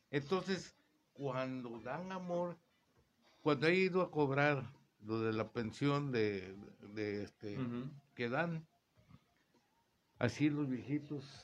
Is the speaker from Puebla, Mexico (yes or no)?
no; Veracruz, Mexico; De donde soy yo, de, Veracruz.